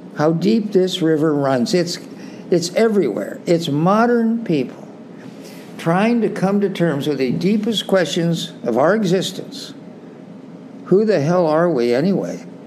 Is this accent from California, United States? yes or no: yes; Salinas, California, United States; I grew up in Salinas, California, you know, there uh, out on the West Coast.